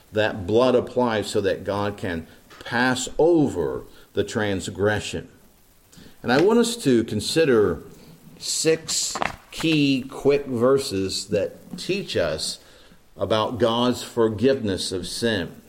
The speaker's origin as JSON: {"language": "English", "region": "East Central Indiana", "country": "United States", "tie": "born or raised there", "said": "Growing up in East Central Indiana"}